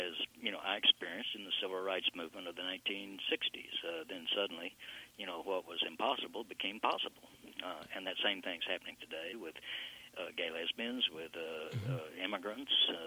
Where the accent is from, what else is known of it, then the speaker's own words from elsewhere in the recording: Texas, United States; I grew up in totally segregated schools here in Texas, all the way through high school.